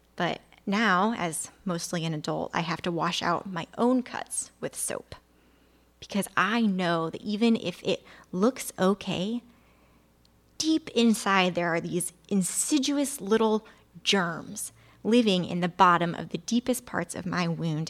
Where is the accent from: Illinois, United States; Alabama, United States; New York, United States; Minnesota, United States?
Illinois, United States; I grew up in Illinois, where as a kid, you learn about the Chicago fire